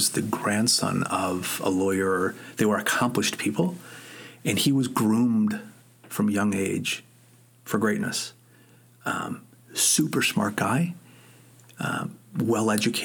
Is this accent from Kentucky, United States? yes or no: no; Chicago, Illinois, United States; I grew up in the southwest side of Chicago.